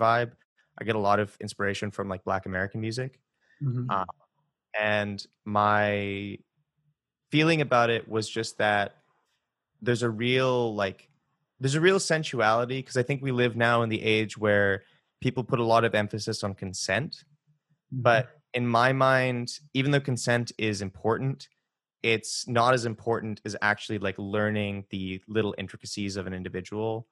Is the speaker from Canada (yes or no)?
yes; West Coast, Canada; moved away as an adult; now in Toronto, Canada; when I moved to Toronto, I was really aware of the fact that I was from the West Coast and that I had like accent that was different than how they had.